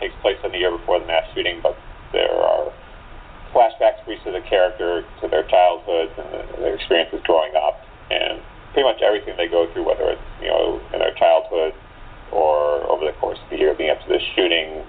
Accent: Chicago, Illinois, United States; also born or lived in Evanston, Illinois; my hometown of Chicago

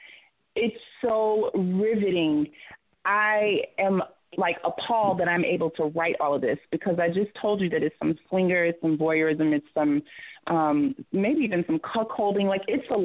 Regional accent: Georgia, United States; now in Atlanta, United States; I'm not originally from Atlanta, but I live here. I am a Georgia peach

